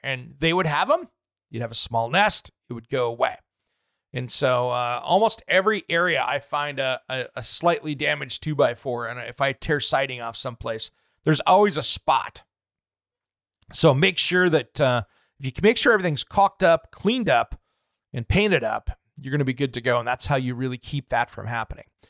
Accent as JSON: {"language": "English", "region": "Eastern Washington", "country": "United States", "tie": "born or raised there", "moved": "yes", "said": "growing up in Eastern Washington where I did"}